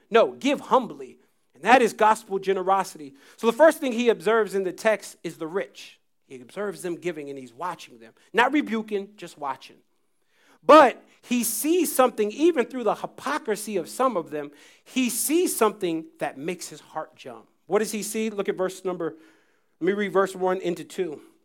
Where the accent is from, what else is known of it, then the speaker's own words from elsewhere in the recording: United States; I was from the States